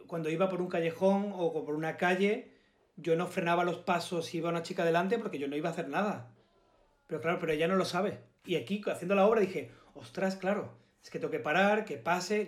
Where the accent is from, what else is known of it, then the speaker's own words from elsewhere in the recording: Málaga, Andalusia, Spain; accent: malagueño; yo a todos lados digo, que soy de Málaga